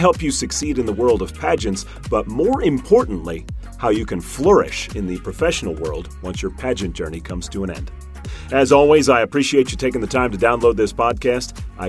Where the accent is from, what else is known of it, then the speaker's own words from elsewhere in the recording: St. Louis, Missouri, United States; I grew up in St. Louis